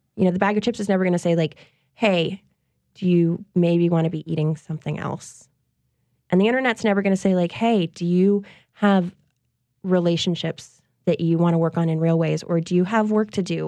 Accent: Covington, Louisiana, United States; lots of women and men that I knew growing up in Covington

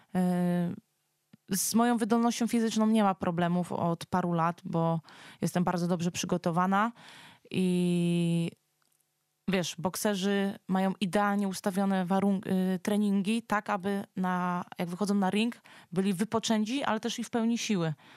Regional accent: near Warsaw, Masovian Voivodeship, Poland; Ja tutaj jestem stąd. Tutaj są moje korzenie.

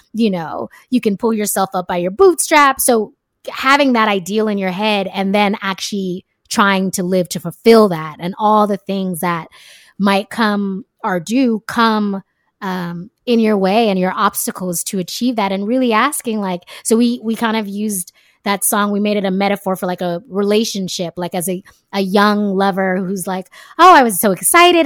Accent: California, United States; moved away as an adult; also born or lived in France / Jamaica; now in Brooklyn, United States; born and raised in California

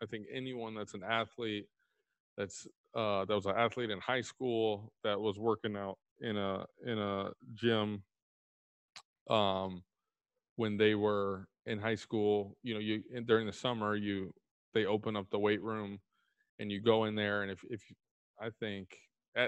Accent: Texas, United States; I'm from Texas, so grew up with a lot of country around me.

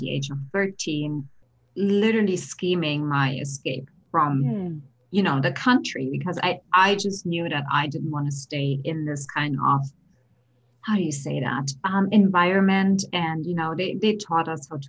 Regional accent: Berlin, Germany; now in United States; Born and raised in Berlin, Germany.

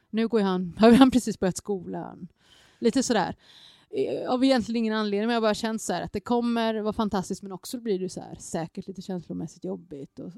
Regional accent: Gangnam, Seoul, South Korea; born there; just för att jag inser att jag är född i Gangnam

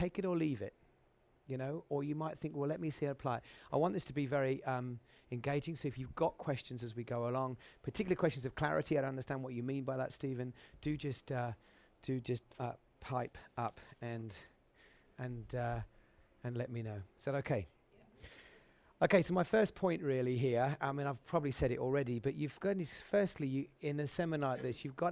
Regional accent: Suffolk, East of England, United Kingdom; a little assembly in Suffolk where I grew up

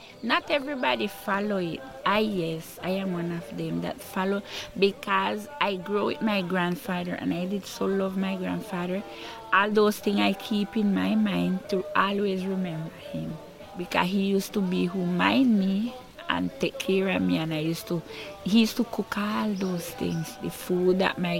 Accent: Rocky Point, South Caribbean Coast Autonomous Region, Nicaragua; I'm from Rocky Pine.

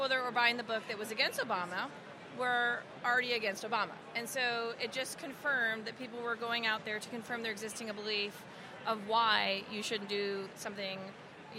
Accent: Louisiana, United States; we're both actually from Louisiana

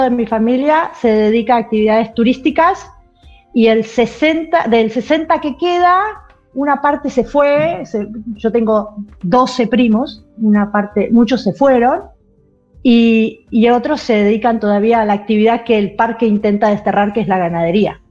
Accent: Bariloche, Río Negro, Argentina; also born or lived in Trelew; now in Puerto Madryn, Argentina; Nací entre León, me crié en Bariloche y ah. ahora vivo en Puerto Madrid

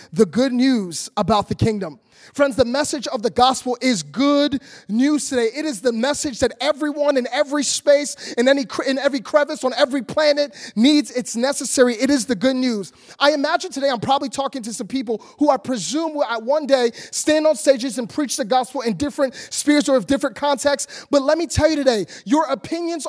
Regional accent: Philadelphia, Pennsylvania, United States; now in Orlando, United States; Philadelphia, which is where I grew up.

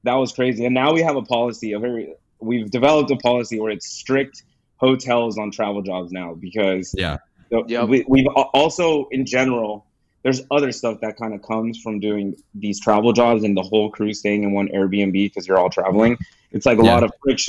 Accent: Gardena, California, United States; I'm from Gardena

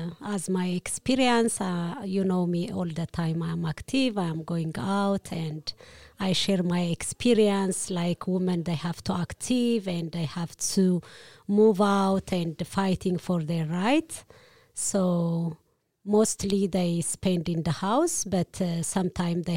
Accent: Eritrea; also born or lived in Ethiopia; now in Denmark; I'm coming from Eritrea, but I've been born in Ethiopia

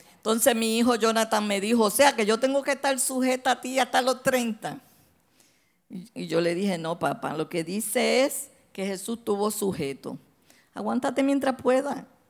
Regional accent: Santo Domingo, Dominican Republic; moved away; yo me crié en Santo Domingo

